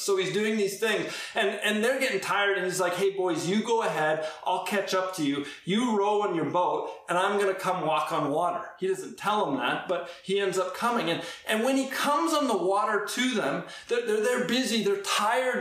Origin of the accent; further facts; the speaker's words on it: Edmonton, Alberta, Canada; I grew up in Edmonton